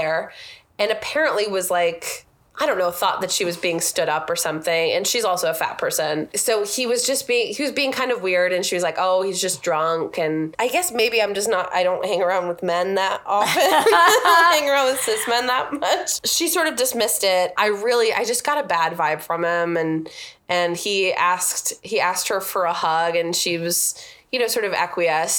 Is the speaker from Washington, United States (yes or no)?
yes; Everett, Washington, United States; also born or lived in Seattle; I grew up in Everett, and there, you know, I grew up in South Everett